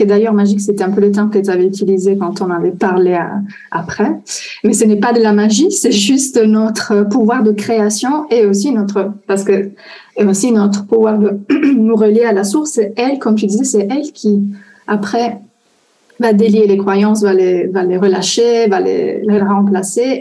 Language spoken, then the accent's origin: French; Italy; French is a second language; je suis italienne